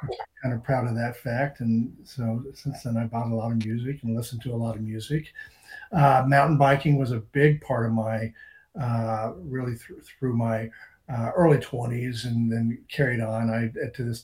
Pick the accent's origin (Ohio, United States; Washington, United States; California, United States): Ohio, United States; Cincinnati; also born or lived in Reno, Nevada; now in Maine, United States; I grew up in Cincinnati.